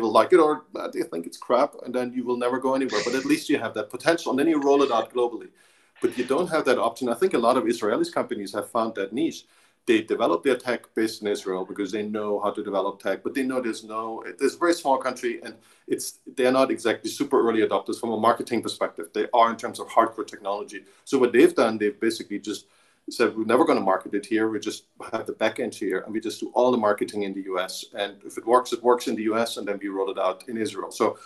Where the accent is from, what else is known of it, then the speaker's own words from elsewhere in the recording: Germany; moved away; I grew up in Germany